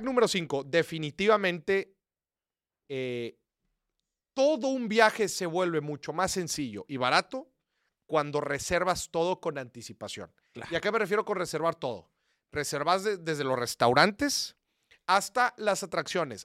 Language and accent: Spanish; Mexico; soy de México